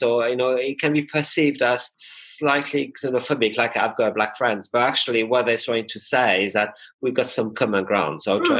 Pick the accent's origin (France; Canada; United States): France; Angers, Pays de la Loire; accent: French; English is a second language; moved away as an adult; also born or lived in London; now in Bristol, United Kingdom; I moved from Angers in the Loire Valley in 95 to London. And it was very much moving from one European city to another European city. I spent a lot of energy to integrate, to learn the language, the culture.